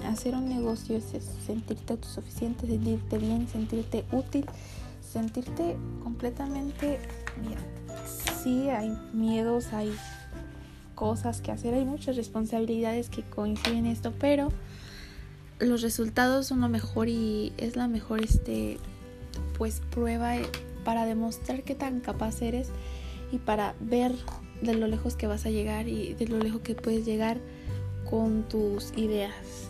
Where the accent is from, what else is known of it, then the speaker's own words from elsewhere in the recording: Mexico; como los mexicanos que somos